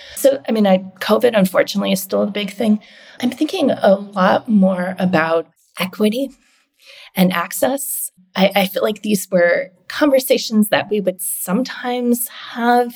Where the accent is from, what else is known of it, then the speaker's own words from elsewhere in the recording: Canada; now in United States; I'm Canadian